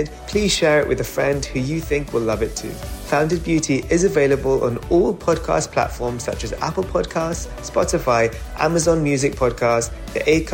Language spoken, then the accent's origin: English; London, United Kingdom; I was born and raised in North London